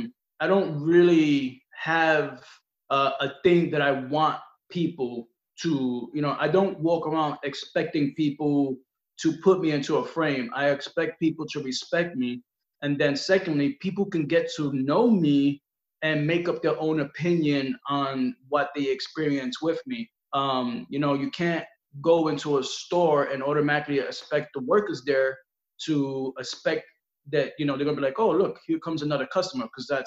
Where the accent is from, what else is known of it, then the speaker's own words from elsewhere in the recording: Brooklyn, New York, United States; Yeah, born and raised.